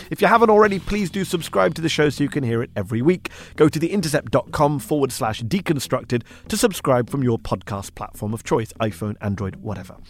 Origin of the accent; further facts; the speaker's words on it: United Kingdom; as a Brit